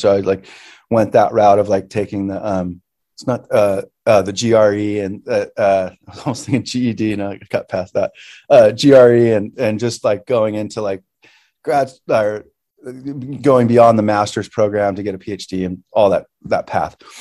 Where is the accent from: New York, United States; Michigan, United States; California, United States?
California, United States; Santa Paula; grew up in uh, Santa Paula, which is like um, about 12 or I don't know, like 15 minutes inland from Ventura